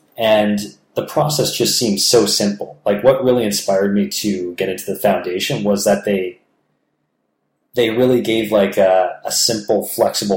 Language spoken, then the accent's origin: English; Toronto, Ontario, Canada; there was like a Toronto chapter or a Ontario chapter of the foundation, so people in my hometown